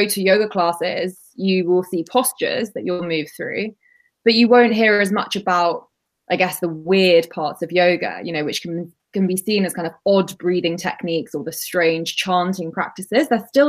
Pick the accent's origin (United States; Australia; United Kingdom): United Kingdom; So I probably mention as well, I'm British Indian, already quite key to also mention.